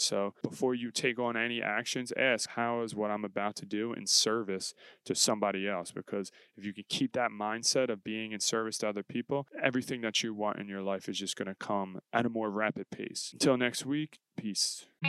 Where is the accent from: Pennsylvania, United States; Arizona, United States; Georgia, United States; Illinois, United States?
Pennsylvania, United States; Philadelphia; growing up in Philadelphia because you learn about the history of William Penn